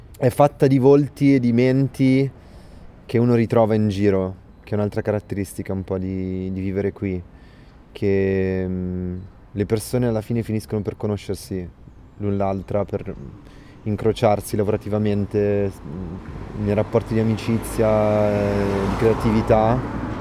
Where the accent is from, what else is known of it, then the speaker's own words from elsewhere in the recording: Milan, Lombardy, Italy; moved away; also born or lived in London; Io sono nato a Milano, prima di tutto, eh, è casa per me.